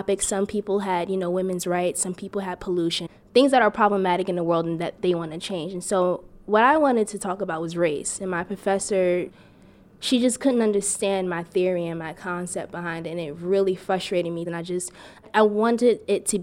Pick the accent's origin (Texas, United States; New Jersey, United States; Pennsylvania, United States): New Jersey, United States; East Orange; I'm from East Orange